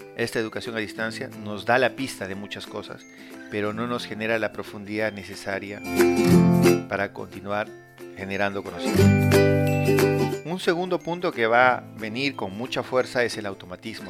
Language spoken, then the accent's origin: Spanish; Peru; En Perú